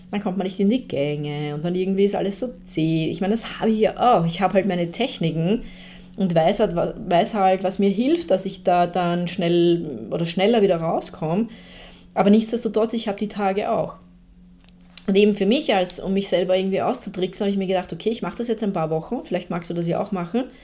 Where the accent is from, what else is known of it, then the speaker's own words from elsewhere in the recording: Austria; Also ich bin eine, eine Österreicherin und da gibt es dann halt einen heftigen Dialekt auch dahinter dann teilweise.